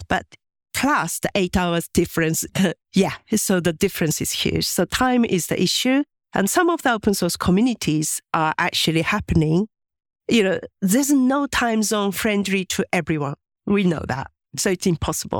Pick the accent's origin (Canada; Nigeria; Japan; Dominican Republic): Japan; English is a second language; moved away as an adult; I was born in Japan and, uh, my parents are very traditional and my mom was a housewife